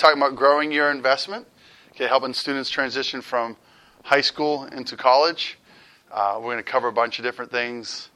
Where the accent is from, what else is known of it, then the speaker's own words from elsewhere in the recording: Massachusetts, United States; now in Youngstown, United States; I'm originally from Massachusetts, so sometimes some weird words come out of my mouth, my accent kicks back